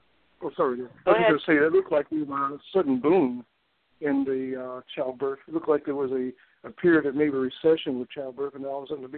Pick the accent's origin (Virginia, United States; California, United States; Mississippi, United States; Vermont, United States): Mississippi, United States; moved away as an adult; also born or lived in Utah; now in Seattle, United States; I grew up in Mississippi, and I moved suddenly to Seattle, which is my reality